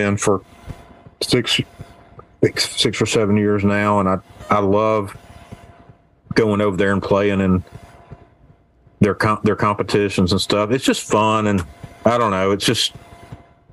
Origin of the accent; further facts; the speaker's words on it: Alabama, United States; also born or lived in Birmingham, Alabama / Mississippi; I was born in Birmingham and moved up here when I was in high school, but I lived in Mississippi for a couple of years, but other than that, I lived in Alabama